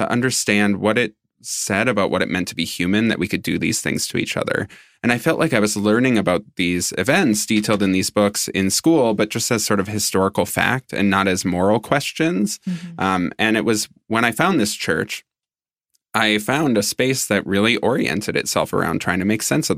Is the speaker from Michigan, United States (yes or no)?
no; Minnesota, United States; I grew up in Minnesota, and I grew up non-religious